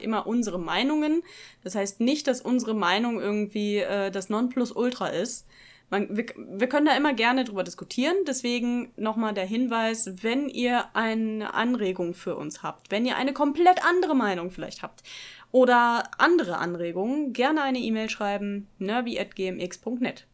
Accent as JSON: {"language": "German", "town": "Dortmund", "region": "North Rhine-Westphalia", "country": "Germany", "moved": "as an adult", "lives_now": "Bochum, Germany", "said": "Ich komme ursprünglich aus Dortmund, wohne jetzt in Bochum"}